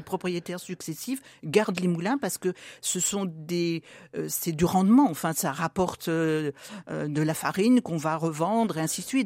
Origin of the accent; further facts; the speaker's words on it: Pierre-Bénite, Auvergne-Rhône-Alpes, France; also born or lived in Irigny; je suis Pierre Bénitaine de naissance